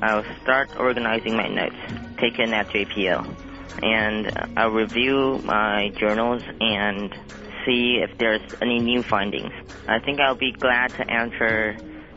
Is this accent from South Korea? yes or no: no; Taiwan; I'm from Taiwan.